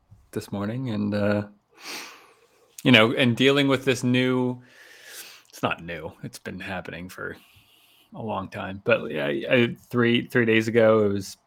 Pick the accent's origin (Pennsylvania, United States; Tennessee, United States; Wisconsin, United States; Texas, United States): Pennsylvania, United States; Pittsburgh; moved away; I'm growing up in Pittsburgh